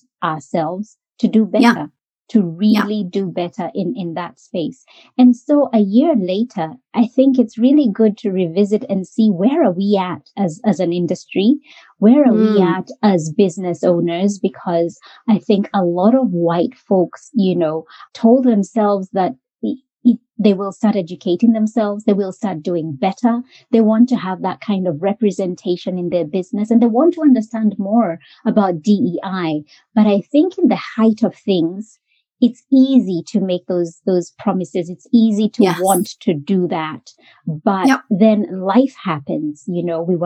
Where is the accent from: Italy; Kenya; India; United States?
Kenya; moved away as an adult; now in Australia; Australia is our home. And been home to me for over 20 years. I came here as an international student from Kenya.